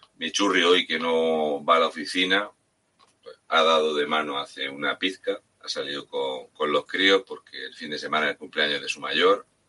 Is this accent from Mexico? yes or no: no; Spain; nuestra España